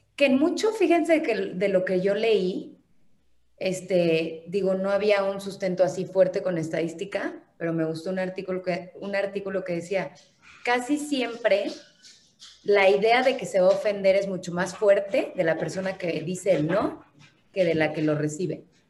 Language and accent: Spanish; Mexico; somos todos los mexicanos